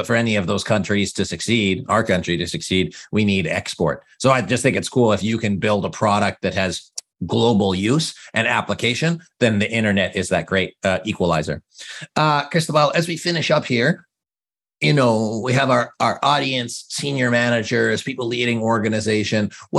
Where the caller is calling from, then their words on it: Canada; And I'm calling from Canada.